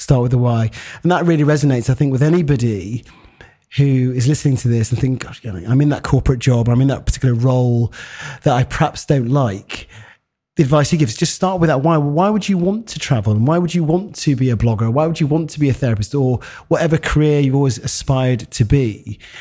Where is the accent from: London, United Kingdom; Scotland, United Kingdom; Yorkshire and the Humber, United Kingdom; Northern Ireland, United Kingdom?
Yorkshire and the Humber, United Kingdom; Harrogate; a black man, eh, growing up in Harrogate